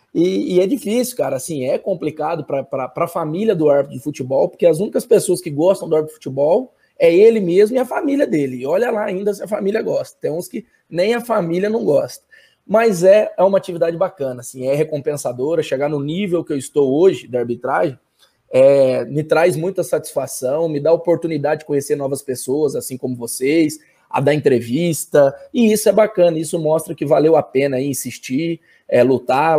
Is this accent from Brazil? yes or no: yes; Pouso Alegre, Minas Gerais, Brazil; eu fiz educação física lá na minha cidade natal, que é Pouso Alegre